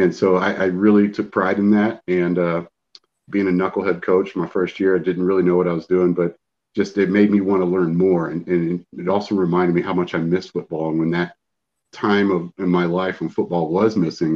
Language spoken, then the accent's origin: English; Central Texas, United States; I grew up in Central Texas and played football